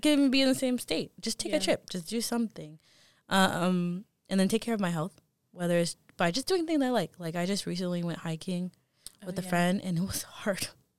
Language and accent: English; United States; we are American. We are so, we're, what is it, first generation? So our parents came to America.